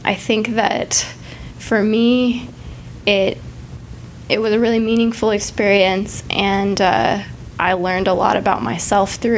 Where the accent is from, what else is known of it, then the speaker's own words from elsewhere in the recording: New Mexico, United States; moved away as an adult; now in Dallas, United States; I grew up in New Mexico